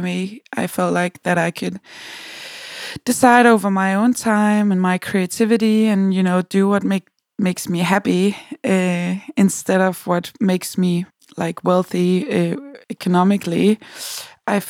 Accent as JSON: {"language": "English", "town": "Copenhagen", "region": "Capital Region of Denmark", "country": "Denmark", "said": "I'm a musician from Copenhagen, Denmark."}